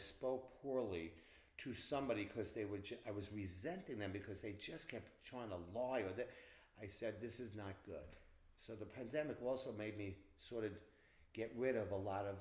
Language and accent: English; Hicksville, New York, United States; also born or lived in West Village, New York City; I went to Hicksville High School, where …, Mercedes Rule, and a lot of like those kind of people on Long Island. And I'm from Long Island